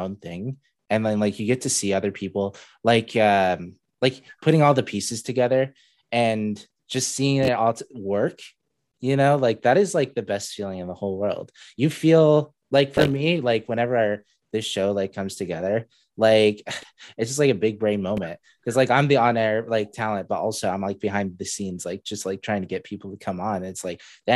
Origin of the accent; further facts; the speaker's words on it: Saudi Arabia; now in Spokane, United States; I don't even call myself, you know, I'm from Saudi Arabia now